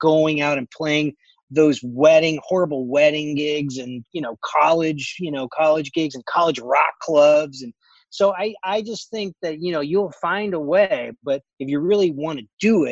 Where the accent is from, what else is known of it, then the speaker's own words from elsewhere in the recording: Connecticut, United States; moved away; I'm the kid from Connecticut